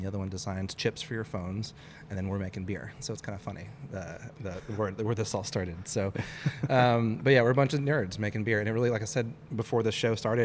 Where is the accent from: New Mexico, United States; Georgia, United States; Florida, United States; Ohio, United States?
Georgia, United States; Gwinnett County, Atlanta area; also born or lived in San Diego, California; I grew up in Gwinnett, so just northwest of the city